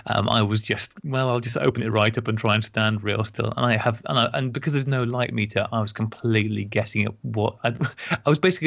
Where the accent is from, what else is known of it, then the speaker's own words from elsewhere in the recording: United Kingdom; now in Denmark; I'm a Brit abroad, living and working in Denmark.